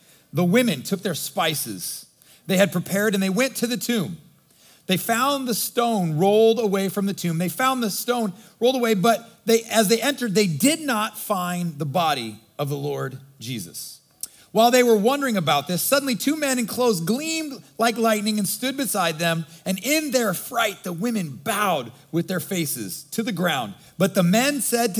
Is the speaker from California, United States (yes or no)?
no; Nebraska, United States; I grew up in Nebraska, God's country, and my mom was from Michigan